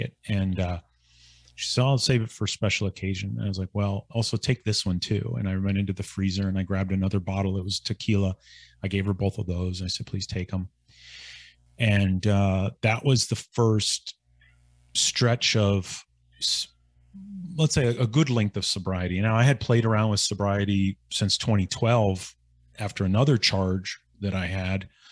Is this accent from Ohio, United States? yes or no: yes; Northeastern Ohio, United States; moved away; my hometown